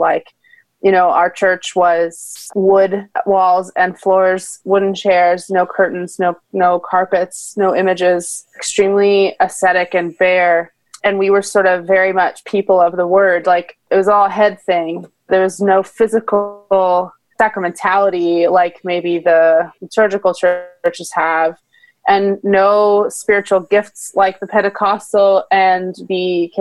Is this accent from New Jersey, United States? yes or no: yes; New Jersey, United States; I'm from New Jersey, not too far from where you teach